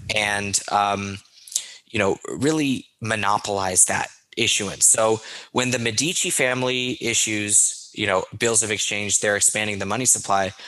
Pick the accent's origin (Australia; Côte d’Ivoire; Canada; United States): United States; as an American